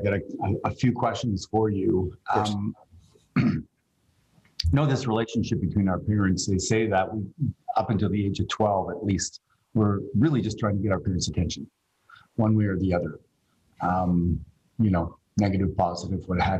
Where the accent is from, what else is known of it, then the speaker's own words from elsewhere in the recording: Canada; myself as a Canadian / North American